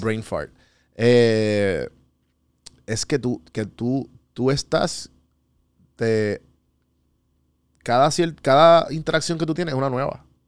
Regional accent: Puerto Rico; moved away as an adult; also born or lived in Atlanta, United States; nosotros como puertorriqueños y como hispanos

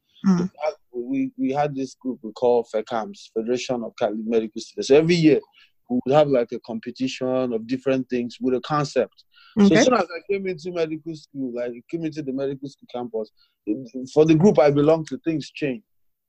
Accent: Owerri, Imo, Nigeria; also born or lived in Sokoto State / Ondo State; I was born in the North Sokoto State. Mm. I grew up in Owerri. Even while we were in Owerri, we would move to different places. And then in my secondary school, in my GSS2, we moved to Ondo State.

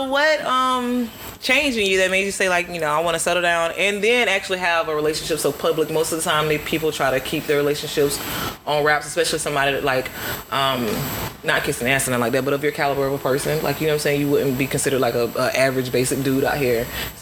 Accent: Winter Park, Florida, United States; I'm from Winter Park. You know, I got a little hood in me

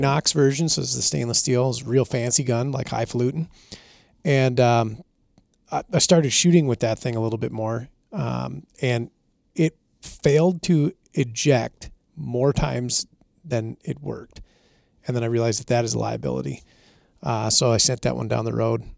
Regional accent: Minnesota, United States; I'm from Minnesota, we had a moose hunt in Minnesota until two thousand thirteen.

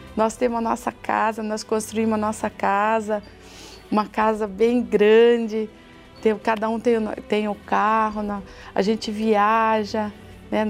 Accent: Sorocaba, São Paulo, Brazil; sou de Sorocaba, casada

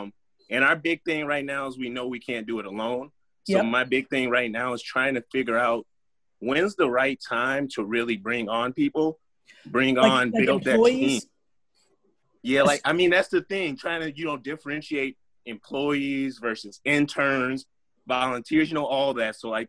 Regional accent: St. Louis, Missouri, United States; now in Minneapolis, United States; I'm from St. Louis, Missouri originally. I'm up in Minneapolis right now, though.

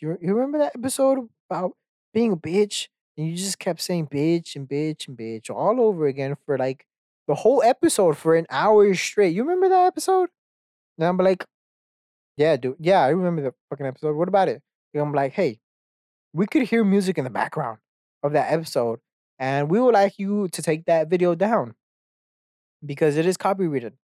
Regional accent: Texas, United States; I grew up in Texas

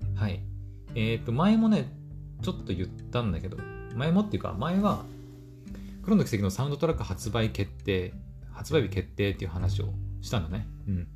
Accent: Aomori, Japan; 私、青森の人間なんですけど

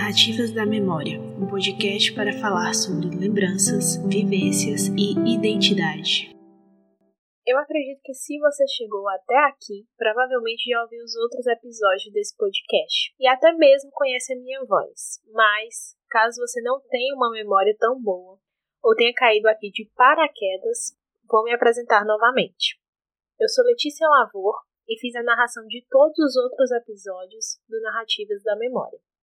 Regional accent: Icó, Ceará, Brazil; also born or lived in Iguatu, Ceará; now in Fortaleza, Brazil; Eu nasci no Iguatu, um município que fica no interior do Ceará, e fui criada no Icó, uma cidade bem próxima a que eu nasci

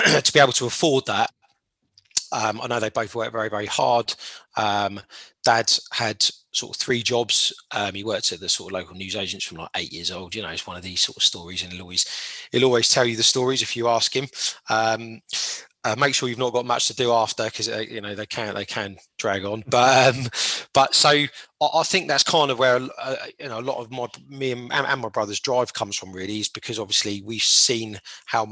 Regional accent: Portsmouth, South East England, United Kingdom; Born and raised in Portsmouth.

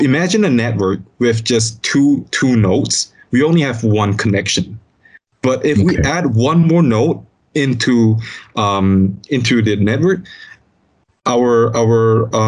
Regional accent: Malaysia; as a Malaysian

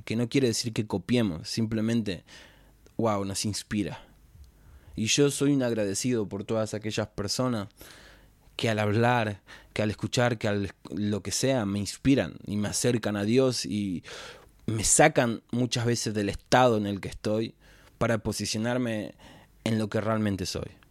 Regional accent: Florencio Varela, Buenos Aires Province, Argentina; soy de Florencio Varela, de zona sur, Argentina, tengo 26 años

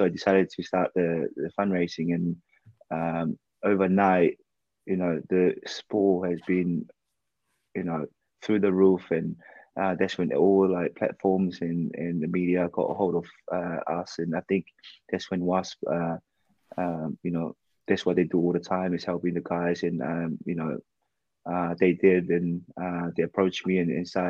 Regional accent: Ha'apai, Tonga; now in United Kingdom; I grew up, I was born and raised in Tonga, in Hapai

